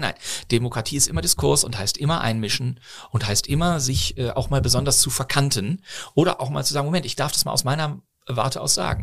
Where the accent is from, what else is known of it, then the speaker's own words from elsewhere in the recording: Bonn, North Rhine-Westphalia, Germany; also born or lived in Bochum / Berlin; now in Cologne, Germany; Ich bin ja in, zwar in Bochum geboren, aber bin dann in Bonn aufgewachsen